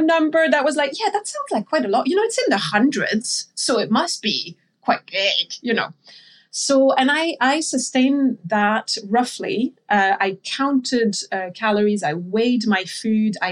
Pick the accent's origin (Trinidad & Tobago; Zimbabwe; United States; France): France; And I grew up in France, so I'm French.